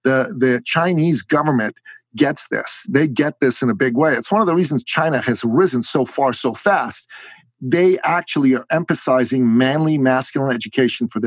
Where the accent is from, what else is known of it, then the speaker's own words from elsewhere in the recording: Iran; moved away; I'm from Iran. I am a Christian man, a Christian man from Iran.